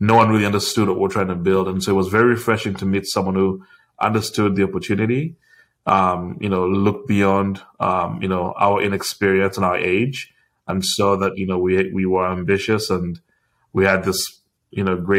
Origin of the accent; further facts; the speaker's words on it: Uganda; me growing up in Uganda